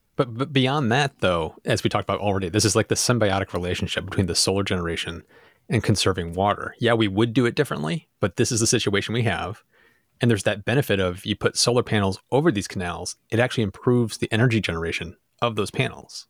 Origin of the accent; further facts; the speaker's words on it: United States; I'm American. This is where I live